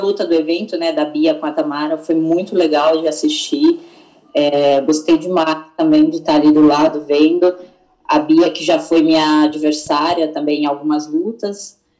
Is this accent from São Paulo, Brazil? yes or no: yes; Itu, São Paulo, Brazil; also born or lived in Singapore; eu sou do interior, né, de Itu mesmo